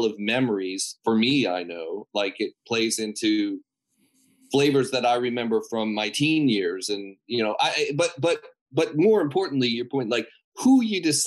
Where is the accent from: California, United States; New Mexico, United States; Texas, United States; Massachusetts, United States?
California, United States; San Marino; We grew up together in San Marino, California.